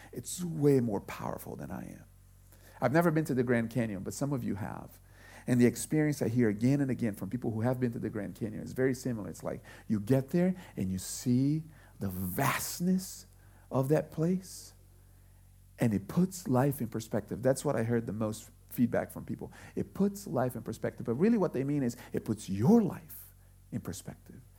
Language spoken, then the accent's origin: English; Brazil; now in United States; I grew up in Brazil